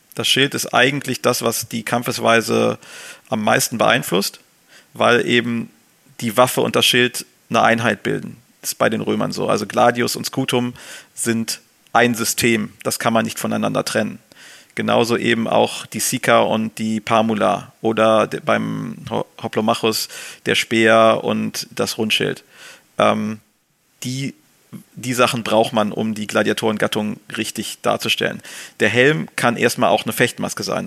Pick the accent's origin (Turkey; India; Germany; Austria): Germany; als Deutsche